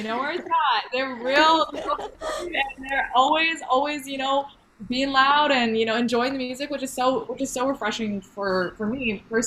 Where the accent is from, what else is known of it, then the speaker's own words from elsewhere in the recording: Alberta, Canada; I'm from Alberta